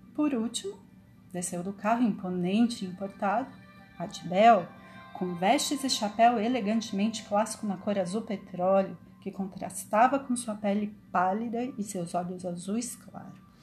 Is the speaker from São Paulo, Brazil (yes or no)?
yes; São Paulo, Brazil; Eu sou paulistana e amo é a cidade que eu moro